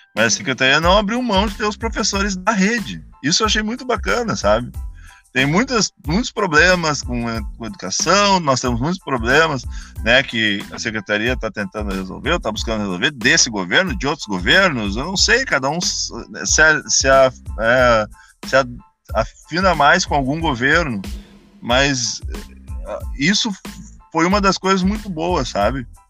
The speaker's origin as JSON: {"language": "Portuguese", "town": "Canoas", "region": "Rio Grande do Sul", "country": "Brazil", "said": "Eu era de Canoas, sou de Canoas"}